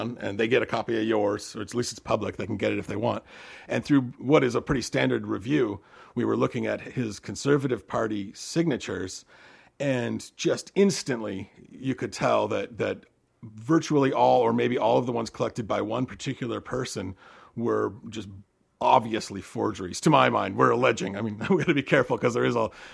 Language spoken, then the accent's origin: English; Seattle, Washington, United States; now in Westford, United States; I grew up in Seattle, actually, but I've been out in upstate New York for something like 8 years